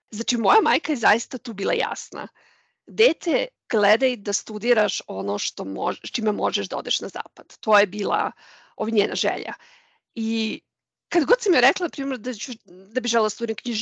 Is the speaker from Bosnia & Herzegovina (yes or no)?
no; Belgrade, Serbia; moved away as an adult; now in Munich, Germany; rođena sam i odrasla sam u Beogradu